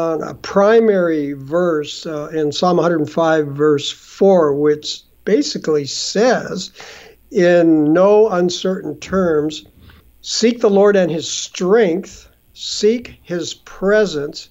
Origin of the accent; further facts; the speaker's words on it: just east of Los Angeles, Southern California, United States; now in Canada; I grew up in Southern California, just east of Los Angeles